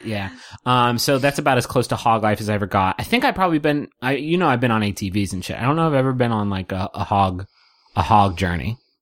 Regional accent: West Virginia, United States; I grew up in West Virginia.

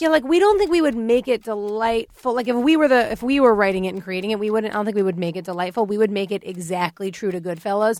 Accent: United States; I'm American

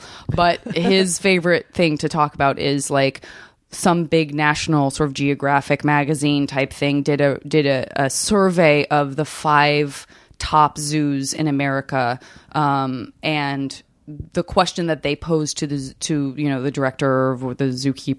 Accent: Arizona, United States; I'm from Arizona. That is a fairly geographically large state. Being from the Western United States

